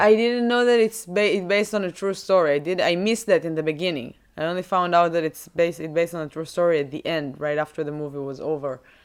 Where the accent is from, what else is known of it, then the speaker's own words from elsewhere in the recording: Israel; moved away; when you're growing in Israel, growing up in Israel